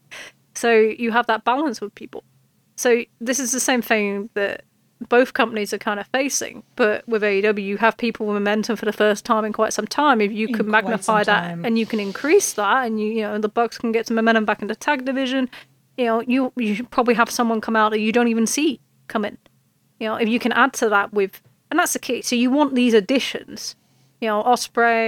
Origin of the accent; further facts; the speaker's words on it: United Kingdom; accent: British; I'm British